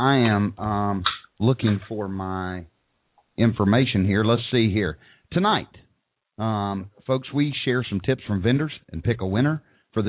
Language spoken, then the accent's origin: English; Tennessee, United States; broadcasting live from a motel over in Suburban Tennessee.